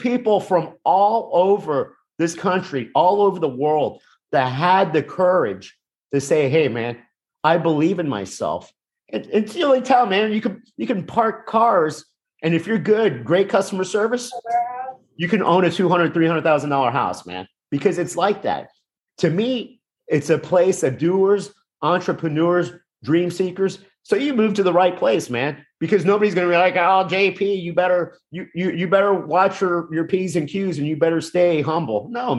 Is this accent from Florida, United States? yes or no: yes; Miami, Florida, United States; Yes, I'm from South Florida. I'm from Miami, but same mindset. I grew up in a working class neighborhood where people married their high school sweetheart. People stayed.